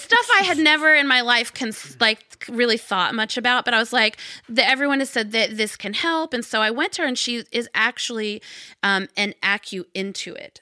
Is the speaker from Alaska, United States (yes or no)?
no; Arkansas, United States; I grew up in Arkansas